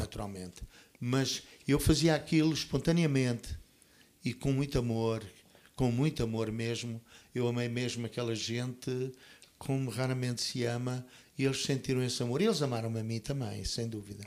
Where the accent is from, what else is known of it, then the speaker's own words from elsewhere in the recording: Portugal; moved away; also born or lived in Toronto, Canada; Eu vim do Canadá para Portugal com um sentimento de de amor muito grande pelo meu país, que eu sempre amei